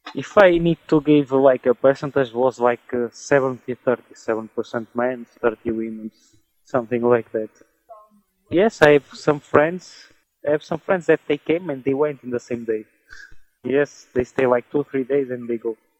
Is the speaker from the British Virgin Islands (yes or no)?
no; Portugal; moved away as an adult; also born or lived in England; now in Netherlands; I'm from Portugal, and I'm in Netherlands